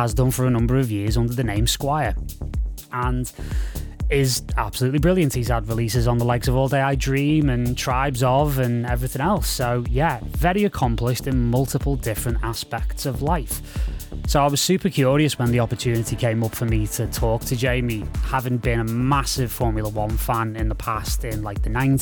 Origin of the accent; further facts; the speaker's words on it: United Kingdom; as a British guy